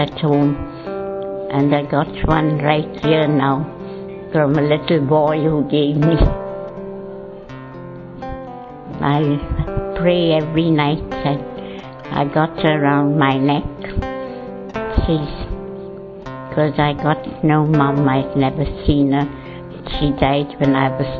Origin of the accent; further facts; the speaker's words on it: Mumbai, Maharashtra, India; I come from Bombay.